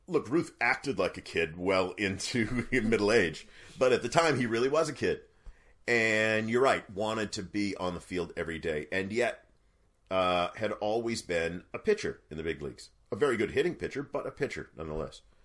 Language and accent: English; New England, United States; born and raised in New England